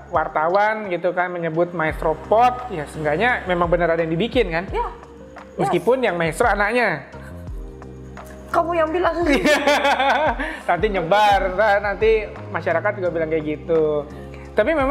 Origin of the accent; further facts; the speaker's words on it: Ubud, Bali, Indonesia; Dari kecil memang di Ubud